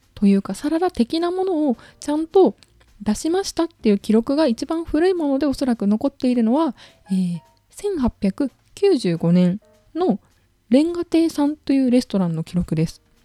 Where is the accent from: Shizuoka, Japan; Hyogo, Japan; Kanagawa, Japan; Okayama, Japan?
Okayama, Japan; now in Tokyo, Japan; 私は岡山県出身なんですけれど、やっぱり実家に帰った時って